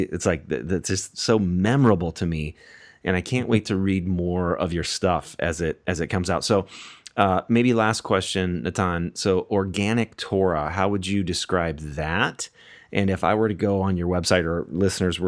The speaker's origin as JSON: {"language": "English", "country": "United States", "said": "I'll just speak as an American here."}